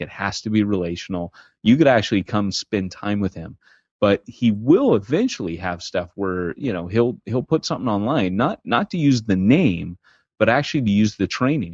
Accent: United States; moved away as an adult; also born or lived in Britain; I had a celebrity mentality as an American pastor.

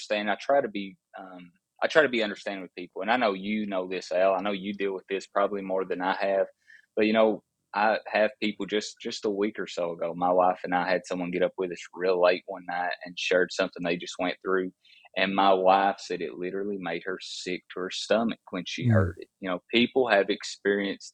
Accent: Appalachia, United States; I was raised in Appalachia

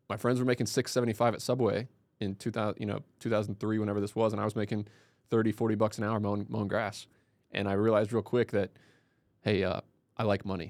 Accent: Indiana, United States; also born or lived in Ithaca, New York; I grew up in Southern Indiana, went to school there.

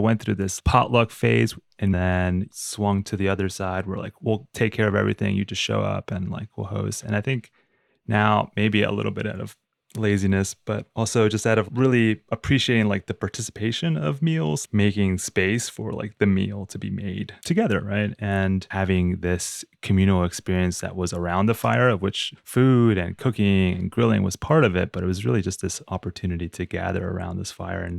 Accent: Uruguay; growing up in Uruguay and then visiting my grandparents, visiting my family in Uruguay

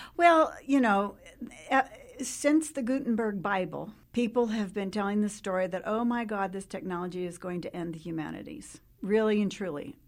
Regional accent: New Mexico, United States; I, uh, grew up in New Mexico, born and raised in New Mexico

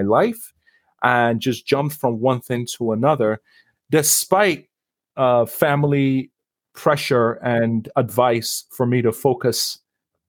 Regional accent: Lagos, Nigeria; now in Canada; I was born and raised in a wonderful country in West Africa called Nigeria. I was born in Lagos

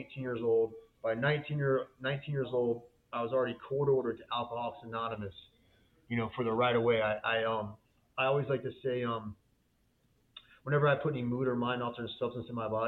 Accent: Florida, United States; I was born and raised in Florida

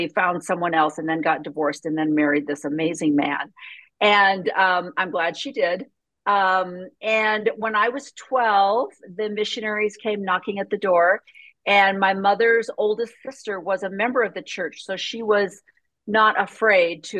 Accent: a small town just south of Chicago, Illinois, United States; I was born in a small town just south of Chicago

